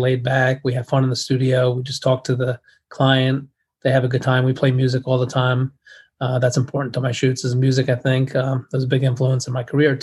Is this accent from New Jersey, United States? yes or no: yes; New Jersey, United States; I'm from New Jersey, and I live in New Jersey, but the studio is in New York